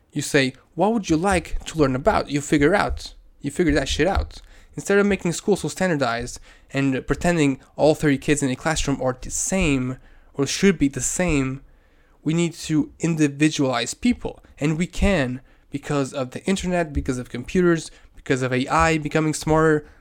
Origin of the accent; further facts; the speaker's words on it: Portugal; I'm from Portugal.